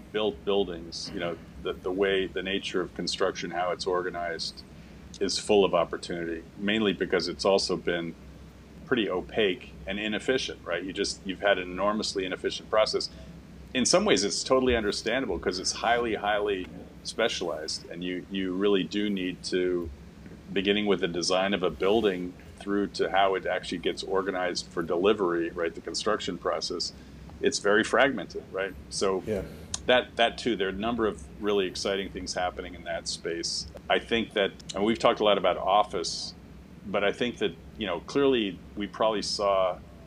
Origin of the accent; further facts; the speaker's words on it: Boston, Massachusetts, United States; moved away; also born or lived in New York / London / Berlin; I was born in Boston